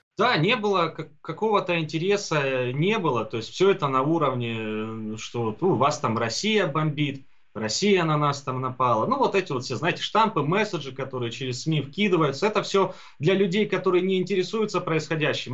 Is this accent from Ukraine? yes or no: yes; Donbas, Ukraine; also born or lived in Kharkiv; родился, вырос и живу здесь, у себя на родине, в Донбассе